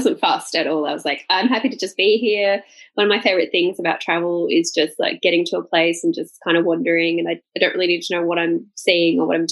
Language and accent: English; Gold Coast, Queensland, Australia; I come from Gold Coast of Queensland, Australia, which is quite famous